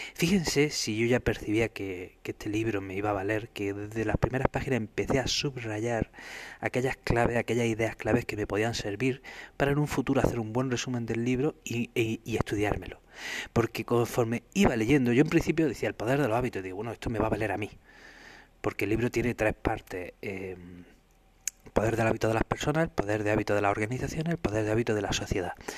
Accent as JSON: {"language": "Spanish", "country": "Spain", "said": "los españoles"}